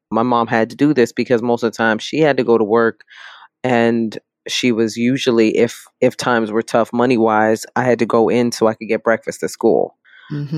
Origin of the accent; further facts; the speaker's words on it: New York City, New York, United States; I am born and raised in the South Bronx